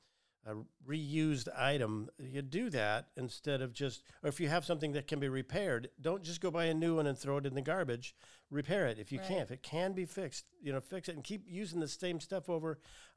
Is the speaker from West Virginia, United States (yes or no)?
yes; West Virginia, United States; I'm from West Virginia, and I my people.